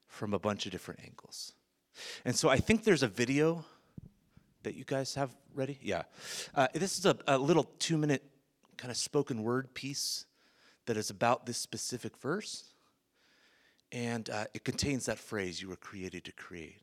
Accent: Bay Area, California, United States; now in South Africa; born and raised in the Bay Area

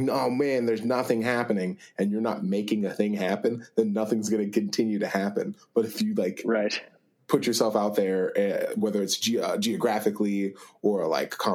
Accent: Pittsburgh, Pennsylvania, United States; moved away; I'm from Pittsburgh

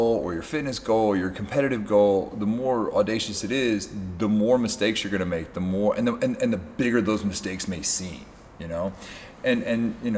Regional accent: Kentucky, United States; I'm just from a place in Kentucky

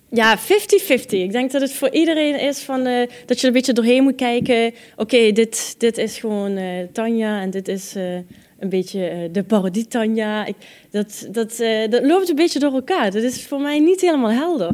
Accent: Netherlands; moved away; also born or lived in Israel; mijn Hollandse nuchterheid

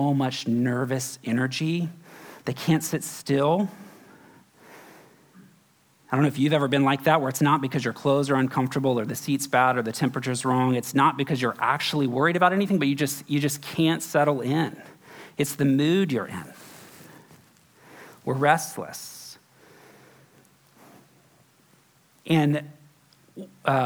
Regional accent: Florida, United States; also born or lived in Kentucky / Texas; now in San Francisco, United States; I grew up in Florida

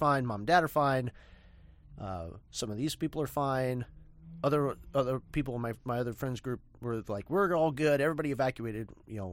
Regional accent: Santa Rosa, California, United States; born or raised there; moved away

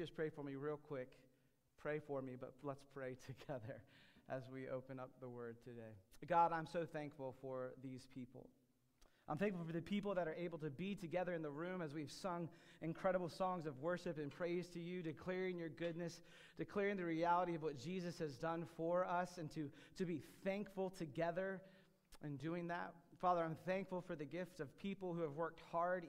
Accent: United States; I'm an American

